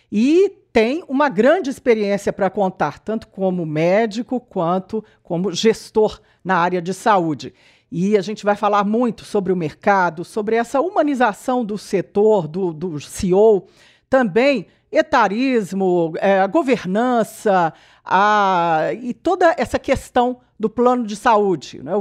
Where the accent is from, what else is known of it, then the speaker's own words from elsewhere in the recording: Barbacena, Minas Gerais, Brazil; é de Barbacena, minha terra também, gente.